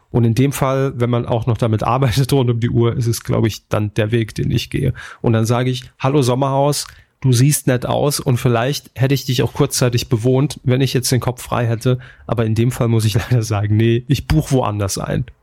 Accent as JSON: {"language": "German", "region": "Saarland", "country": "Germany", "tie": "born there", "said": "aber wir kommen aus dem Saarland gebürtig, ne, und da waren wir einfach dann direkt auf diese, auf diesem Bumstrip unterwegs."}